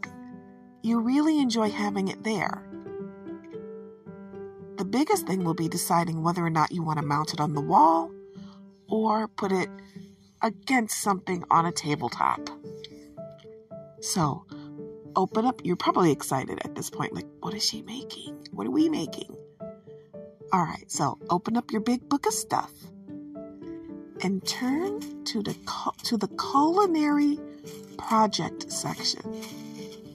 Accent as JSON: {"language": "English", "town": "Detroit", "region": "Michigan", "country": "United States", "said": "I'm from Detroit"}